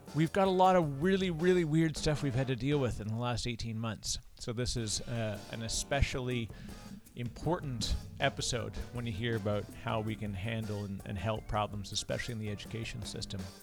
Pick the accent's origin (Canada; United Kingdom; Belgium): Canada; now in United States; I'm Canadian originally, I'm living in the United States